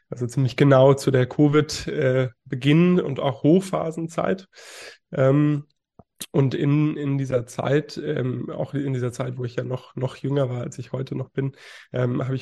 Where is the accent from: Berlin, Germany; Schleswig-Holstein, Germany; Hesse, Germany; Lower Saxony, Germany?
Berlin, Germany; born there; also born or lived in Bonn; now in Hamburg, Germany; Ich bin 21 Jahre jung, gebürtiger Berliner. Ähm, bin dann irgendwann nach Bonn gezogen und habe da dann meine Schullaufbahn beendet und wohne jetzt mittlerweile im schönen Hamburg